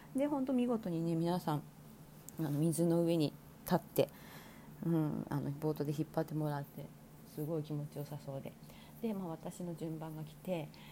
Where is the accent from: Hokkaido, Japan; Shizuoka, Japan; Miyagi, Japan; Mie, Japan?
Hokkaido, Japan; Sapporo; moved away; 私がねそもそもあの札幌出身なんですけど北海道